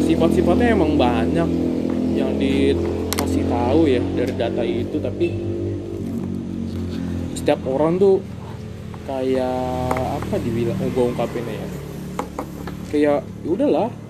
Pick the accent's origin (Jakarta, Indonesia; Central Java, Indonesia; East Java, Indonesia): Jakarta, Indonesia; West Jakarta; born there; gua lahir ya lahir gue di Jakarta